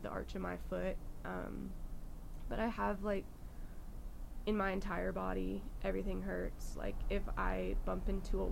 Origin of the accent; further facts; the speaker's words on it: California, United States; moved away; I grew up in California.